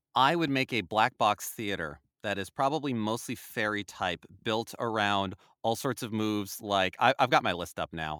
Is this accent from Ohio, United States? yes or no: no; New Jersey, United States; I grew up in North Jersey